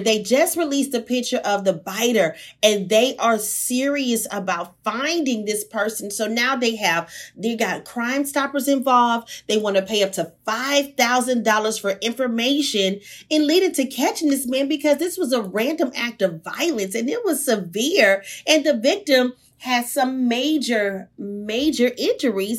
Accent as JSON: {"language": "English", "town": "Houston", "region": "Texas", "country": "United States", "said": "I'm from the hood, I'm from Sunnyside."}